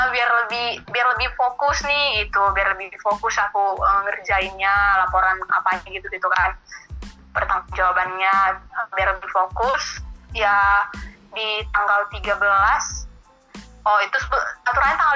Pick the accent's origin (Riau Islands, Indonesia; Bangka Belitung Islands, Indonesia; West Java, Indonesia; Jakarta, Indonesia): Riau Islands, Indonesia; Batam; Uh, aku berasal dari